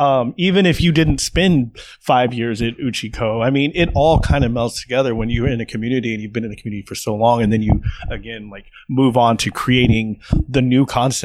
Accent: McAllen, Texas, United States; now in Austin, United States; I was born in McAllen, so it's cool. I get to go home.

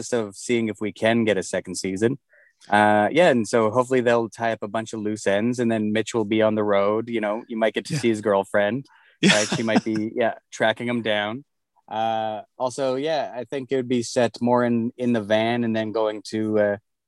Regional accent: Winnipeg, Manitoba, Canada; I come from Winnipeg, so that whole thing about me being from Melville, Saskatchewan, right, is very similar to just being in Winnipeg.

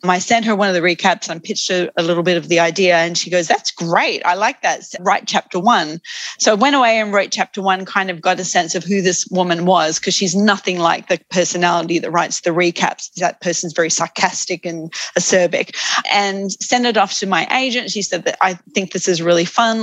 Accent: Australia; also born or lived in United Kingdom / United States / Sydney, Australia; I'm an Australian

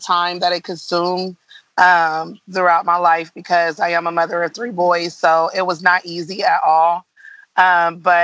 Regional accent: Columbus, Ohio, United States; moved away as an adult; also born or lived in Dayton, Ohio; right after I was born, my mom had moved us to Columbus. So we had stayed there for years. I was basically raised in Columbus.

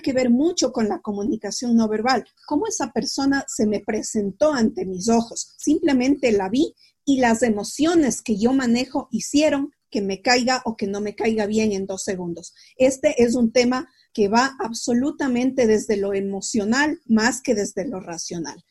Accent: Quito, Pichincha, Ecuador; also born or lived in La Plata, Argentina; soy de Quito, yo vivo en Quito

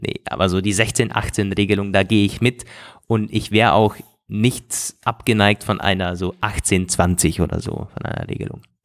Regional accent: Germany; vom Bodensee, wo ich herkomme, so aus der Region

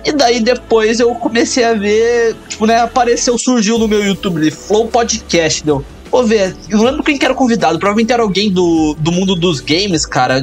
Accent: Curitiba, Paraná, Brazil; moved away as an adult; now in Canada; Nós somos curitibanos

